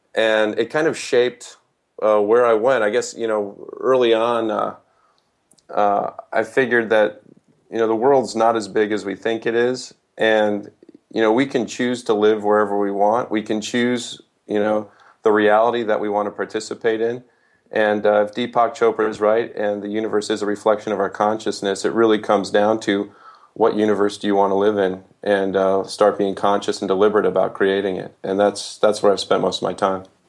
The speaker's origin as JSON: {"language": "English", "town": "Holland", "region": "Michigan", "country": "United States", "tie": "born or raised there", "said": "I was raised in West Michigan"}